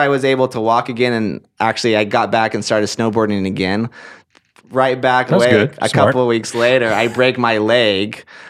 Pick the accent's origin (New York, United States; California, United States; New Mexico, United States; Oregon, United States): Oregon, United States; Portland; This was in Oregon. I'm from Portland, Oregon. That's where I grew up. That's where I was raised.